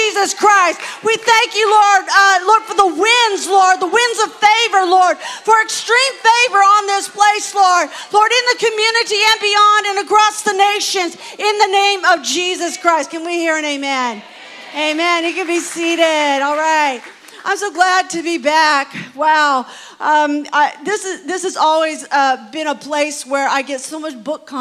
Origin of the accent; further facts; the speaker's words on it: California, United States; I am from, you know, sunny California.